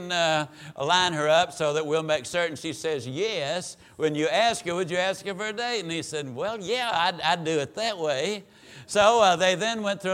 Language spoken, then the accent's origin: English; Mississippi, United States; moved away as an adult; now in Dallas, United States; we were raised over in East Texas, better known as Mississippi